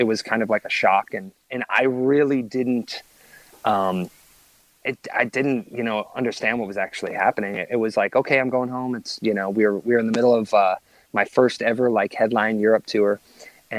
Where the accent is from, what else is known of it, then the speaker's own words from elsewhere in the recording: Wisconsin, United States; moved away as an adult; now in Los Angeles, United States; I grew up in Wisconsin